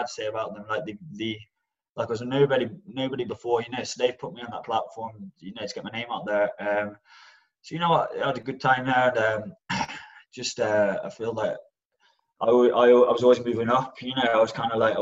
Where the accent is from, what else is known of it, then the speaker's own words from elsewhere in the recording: Birmingham, West Midlands, United Kingdom; also born or lived in Stafford; I grew up around Birmingham, so I was born in a place called Stafford, and I just grew up on the outskirts of Birmingham